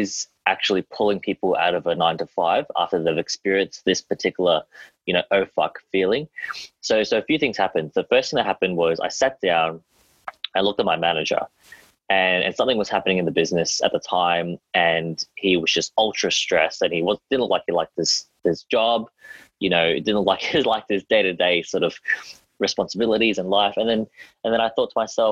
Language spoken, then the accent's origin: English; Australia; accent: Australian; I'm Australian